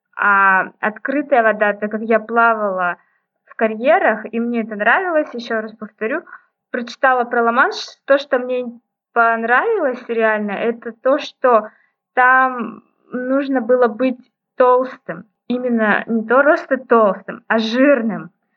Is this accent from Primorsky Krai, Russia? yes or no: no; Novokuznetsk, Kemerovo Oblast, Russia; now in Novosibirsk, Russia; Вообще я родом из Сибири, из Новокузнецка, это город в Кемеровской области.